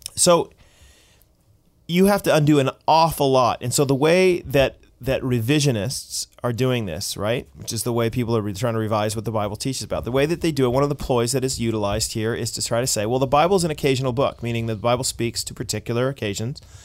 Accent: United States; now in Canada; as an American

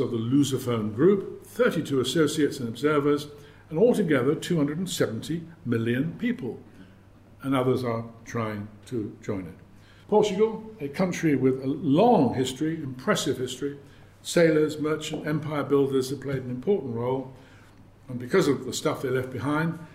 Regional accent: United Kingdom; being British

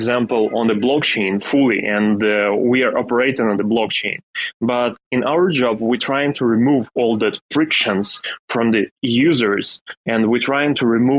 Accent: Ukraine; English is a second language; I am a guy from Ukraine and I live in a small city in the middle of Ukraine, and I'm living with my parents in house

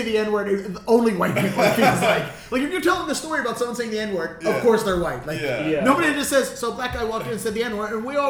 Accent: Dundalk, Maryland, United States; moved away; also born or lived in Boston; I'm from Dundalk.

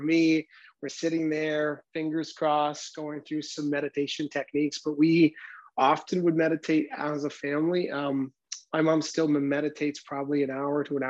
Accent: North Vancouver, British Columbia, Canada; also born or lived in Port Coquitlam; I grew up in Vancouver, Canada, in an area of Vancouver called North Vancouver.

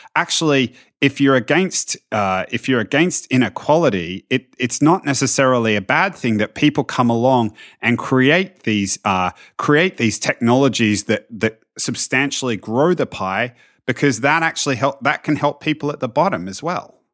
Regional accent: Australia; as an Australian

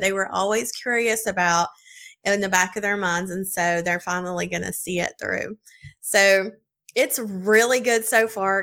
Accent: South Carolina, United States; I'm from South Carolina

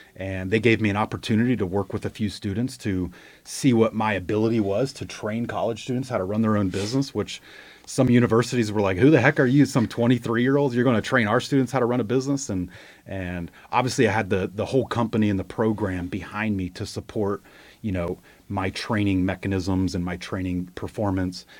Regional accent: Ohio, United States; moved away as an adult; now in Charlotte, United States; I grew up in Ohio, moved to Charlotte like fifteen years ago to start my business career

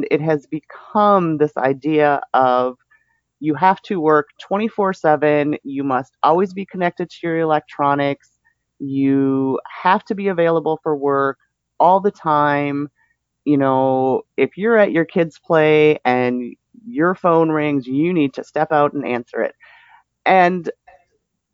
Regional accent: Minnesota, United States; now in Texas, United States; I'm in America and I'm in Texas, although I'm originally from Minnesota. So if you've heard Texas accents anymore, mine is nothing near

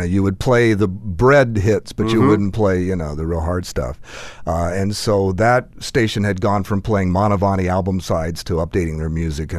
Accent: Fort Pierce, Florida, United States; I'd come from Fort Pierce. I was born and raised in Fort Pierce, worked in radio there for about 8 years.

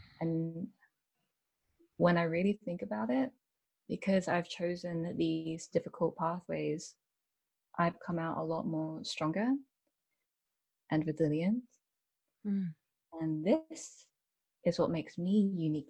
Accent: United Kingdom; I am British born Chinese. So I've always lived in the UK

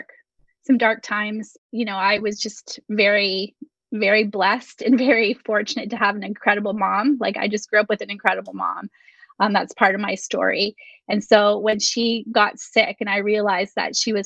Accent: Canada; We're Canadian

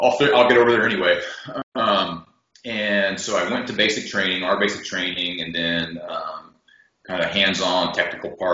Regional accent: United States; growing up in America

